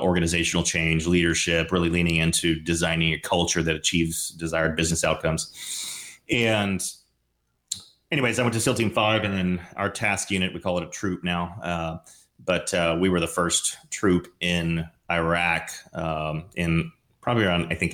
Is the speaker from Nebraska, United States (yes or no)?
no; Dallas, Texas, United States; I grew up in Dallas, did my undergrad education at Southern Methodist University